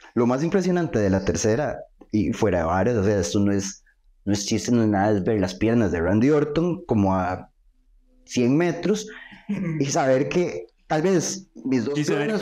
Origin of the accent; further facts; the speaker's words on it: Costa Rica; yo soy de Costa Rica